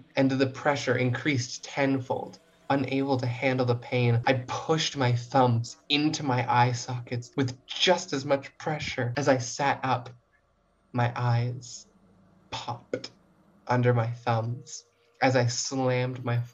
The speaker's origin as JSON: {"language": "English", "area": "Rosse", "region": "New Brunswick", "country": "Canada", "moved": "as an adult", "lives_now": "Toronto, Canada", "said": "I'm not from Toronto. I come from a very small town called Rosse, New Brunswick"}